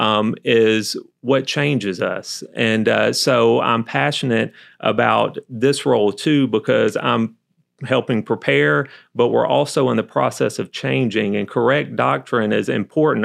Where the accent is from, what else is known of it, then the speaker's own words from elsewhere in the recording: Albany, Georgia, United States; accent: southern; moved away; born and raised in Albany, Georgia, went to, um, school there, undergrad there